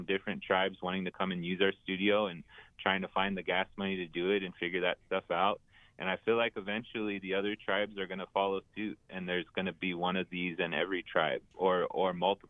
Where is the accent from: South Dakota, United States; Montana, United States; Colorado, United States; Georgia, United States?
South Dakota, United States; Crow Creek, Eagle Butte; also born or lived in Fort Thompson, South Dakota / Philadelphia; I'm from Crow Creek. I'm from Eagle Butte. I grew up in those two places.